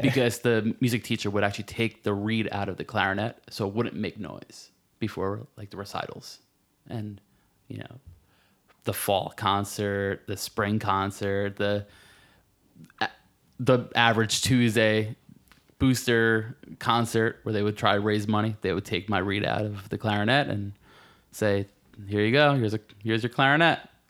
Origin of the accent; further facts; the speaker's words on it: Marlboro, New Jersey, United States; I'm from, uh, central Jersey, a little town called Marlborough.